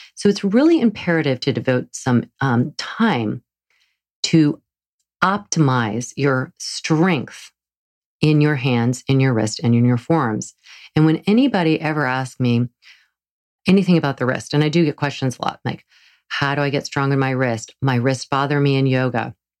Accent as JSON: {"language": "English", "area": "the South", "region": "Southern United States", "country": "United States", "accent": "southern", "said": "my southern accent"}